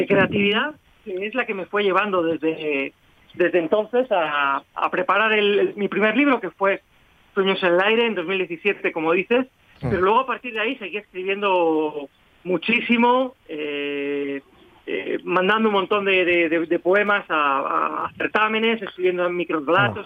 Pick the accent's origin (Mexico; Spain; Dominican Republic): Spain; yo soy eso, español.